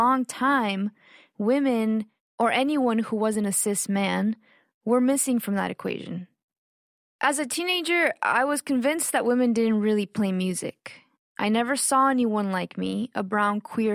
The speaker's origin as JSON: {"language": "English", "town": "Austin", "region": "Texas", "country": "United States", "tie": "born or raised there", "also_born_or_lived": "Mexico / McAllen, Texas"}